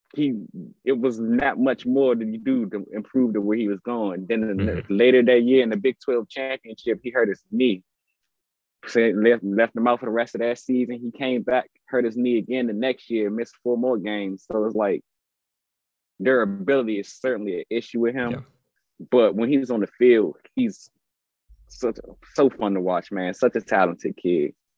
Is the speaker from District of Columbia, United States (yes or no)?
yes; Washington, District of Columbia, United States; I'm from the Washington, D.C. area